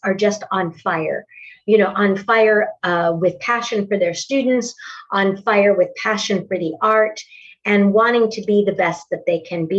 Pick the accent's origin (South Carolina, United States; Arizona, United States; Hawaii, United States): Arizona, United States; Tucson; moved away as an adult; now in Oklahoma, United States; Originally, I'm from Tucson, Arizona. {S2} Okay. {S3} I was raised there, and in my early 30s, found my way to the Midwest and have been in the Oklahoma area ever since the late 70s.